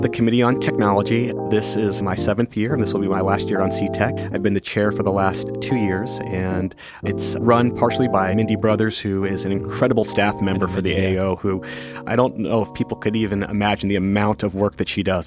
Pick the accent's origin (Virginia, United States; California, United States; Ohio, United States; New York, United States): Virginia, United States; Northern; now in Washington, D.C., United States; I grew up in Northern Virginia, right outside D.C.